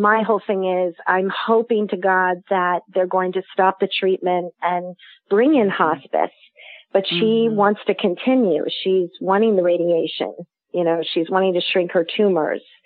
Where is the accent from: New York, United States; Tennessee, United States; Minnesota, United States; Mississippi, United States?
New York, United States; New York City; I'm from New York City and I'm right now in the heart of the Amish country in New Holland, Pennsylvania